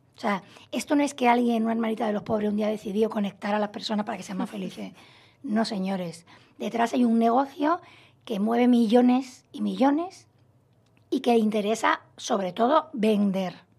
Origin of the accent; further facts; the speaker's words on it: Málaga, Andalusia, Spain; moved away as an adult; also born or lived in Madrid; yo soy de Málaga, estudié en Madrid la carrera, me he trasladado muchas veces de ciudad